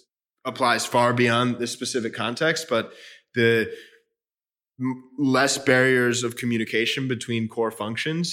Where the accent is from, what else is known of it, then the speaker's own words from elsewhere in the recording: Chicago, Illinois, United States; I grew up in Chicago, middle, upper middle class